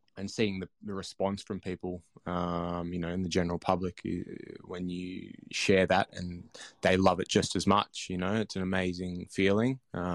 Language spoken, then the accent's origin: English; Blue Mountains, New South Wales, Australia; I grew up in the Blue Mountains, and when I was lucky enough, my parents were English Poms over on the boats in the 70s, so I had no grandparents or anything, but over here.